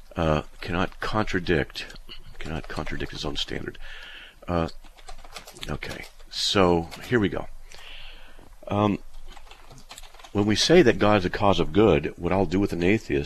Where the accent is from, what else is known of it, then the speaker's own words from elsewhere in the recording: United States; I'm an American born in 1956